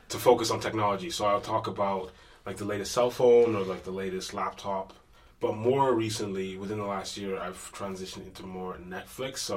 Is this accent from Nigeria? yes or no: no; Edmonton, Alberta, Canada; I'm from Edmonton, Alberta.